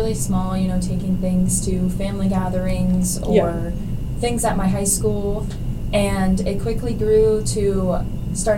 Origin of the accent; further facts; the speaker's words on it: Bolivar, Ohio, United States; also born or lived in Kent, Ohio; my hometown, which is Bolivar, Ohio, which is just a very small town